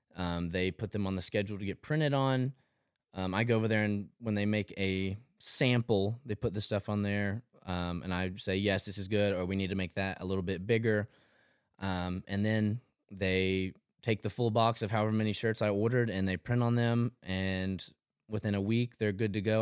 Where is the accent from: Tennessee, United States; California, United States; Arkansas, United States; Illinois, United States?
Tennessee, United States; Tullahoma; moved away as an adult; also born or lived in Murfreesboro, Tennessee; now in Nashville, United States; 26 from Tullahoma, Tennessee. It's about an hour and a half south of Nashville. Um, yeah, so grew up there